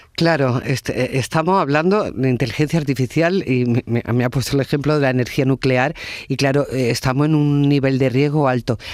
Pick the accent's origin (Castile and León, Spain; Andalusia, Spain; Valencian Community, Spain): Andalusia, Spain; province of Jaén; yo también soy de la provincia de Jaén